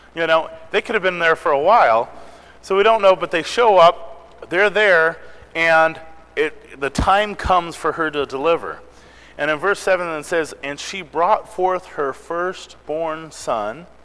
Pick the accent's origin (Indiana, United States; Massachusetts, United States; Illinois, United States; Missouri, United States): Missouri, United States; moved away; I was born in Missouri